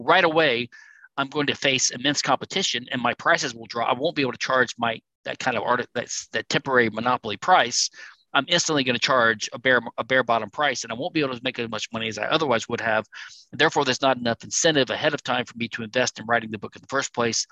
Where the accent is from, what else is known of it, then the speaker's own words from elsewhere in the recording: Louisiana, United States; Louisiana, my home state